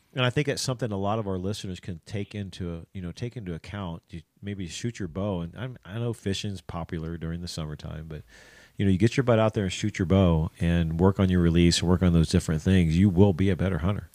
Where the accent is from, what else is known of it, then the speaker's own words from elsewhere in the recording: Ohio, United States; I'm from Ohio